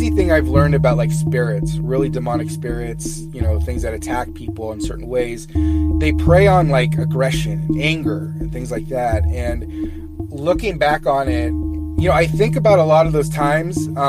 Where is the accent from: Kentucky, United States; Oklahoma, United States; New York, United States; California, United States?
California, United States; Fresno; uh, I'm from Fresno, California.